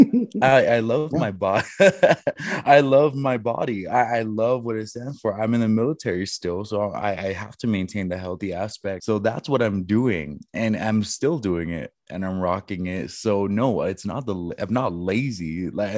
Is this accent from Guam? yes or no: yes; Guam; moved away as an adult; I was raised on Guam